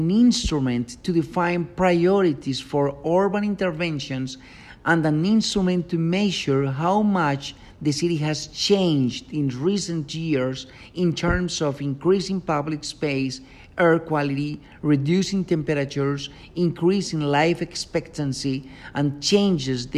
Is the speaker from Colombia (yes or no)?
yes; Medellín, Antioquia, Colombia; I was born in Medellin, Colombia